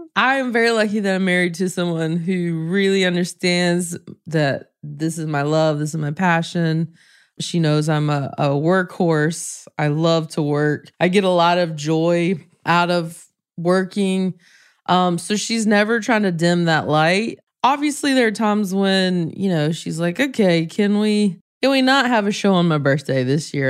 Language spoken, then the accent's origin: English; the South, United States; raised in the South, so the church was a part of my life